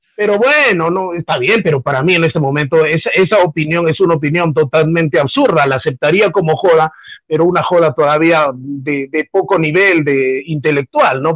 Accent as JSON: {"language": "Spanish", "country": "Peru", "said": "como peruano"}